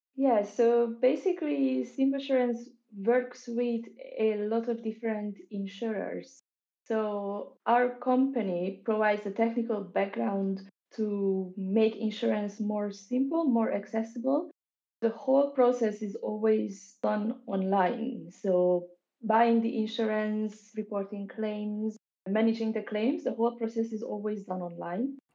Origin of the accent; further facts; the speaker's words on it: Hungary; moved away as an adult; also born or lived in United Kingdom; now in Berlin, Germany; I am from Hungary. I moved to the UK as soon as I finished high school when I was 18.